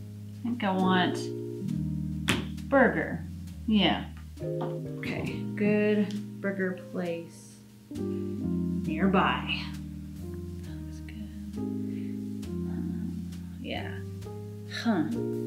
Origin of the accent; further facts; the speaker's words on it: Kansas, United States; Oh, I'm from Kansas.